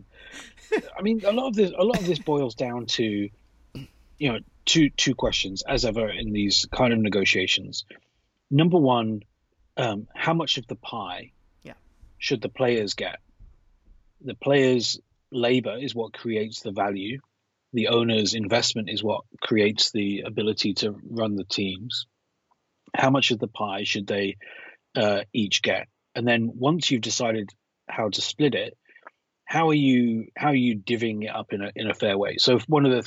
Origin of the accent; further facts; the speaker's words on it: United Kingdom; accent: British; with my British accent